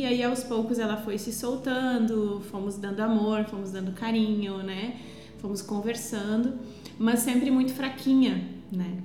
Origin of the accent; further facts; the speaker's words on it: Estrela, Rio Grande do Sul, Brazil; Eu sou natural de Estrela, uma cidade fica a 90 quilômetros de Porto Alegre